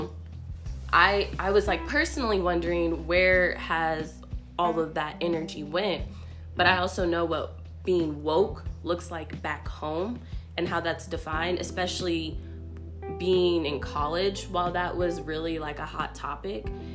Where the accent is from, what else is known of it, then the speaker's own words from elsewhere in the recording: Portland, Oregon, United States; now in Nashville, United States; I'm not from Nashville. I'm from Portland.